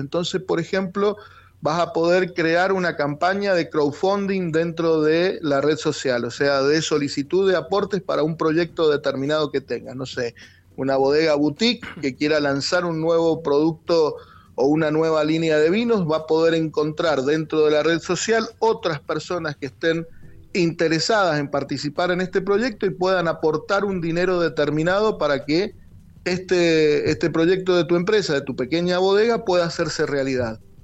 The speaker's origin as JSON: {"language": "Spanish", "region": "Mendoza", "country": "Argentina", "said": "soy de Mendoza"}